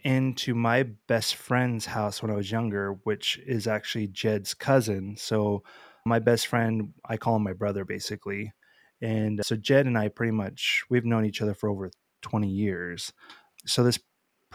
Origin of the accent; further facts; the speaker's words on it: Payette, Idaho, United States; I'm from Payette as well.